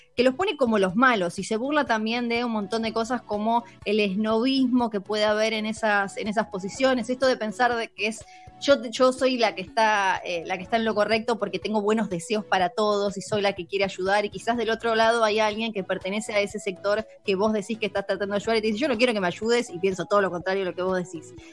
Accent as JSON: {"language": "Spanish", "country": "Argentina", "said": "soy Argentina"}